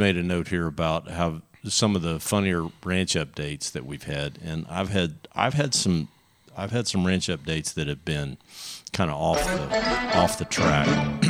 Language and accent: English; Texas, United States; I'm a Texan.